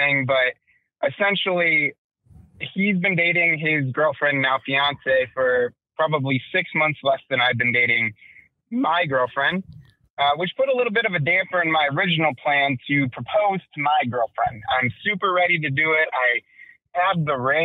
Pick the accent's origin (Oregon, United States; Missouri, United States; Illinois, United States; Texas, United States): Illinois, United States; Chicago; Born and raised in Chicago